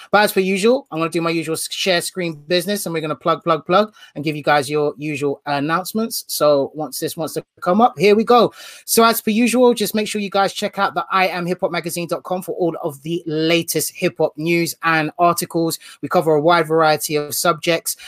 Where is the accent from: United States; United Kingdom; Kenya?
United Kingdom; being from the UK